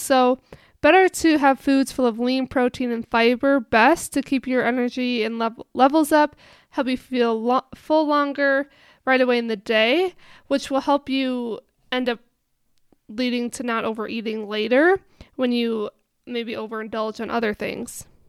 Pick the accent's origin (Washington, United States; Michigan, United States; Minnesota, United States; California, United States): Minnesota, United States; moved away; I'm from Minnesota